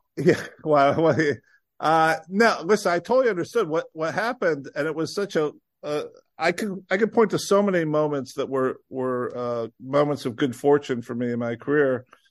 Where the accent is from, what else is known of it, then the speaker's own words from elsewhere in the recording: Illinois, United States; growing up in Illinois